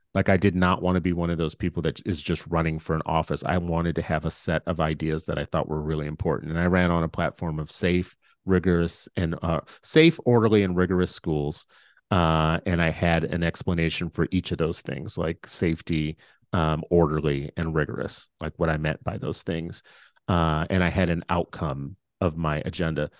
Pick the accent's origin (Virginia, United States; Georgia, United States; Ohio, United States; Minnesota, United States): Minnesota, United States; I'm a Minnesotan